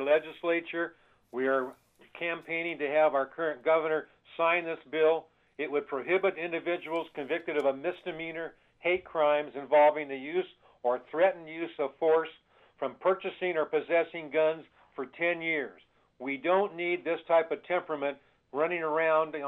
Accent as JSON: {"language": "English", "area": "Jesse Unruh's district", "region": "California", "country": "United States", "tie": "born or raised there", "said": "growing up in Jess Unruh's district"}